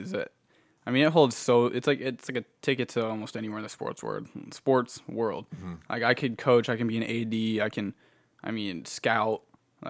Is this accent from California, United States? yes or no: yes; California, United States; I mean, you know, I'm like from California originally. I don't like the snow either still.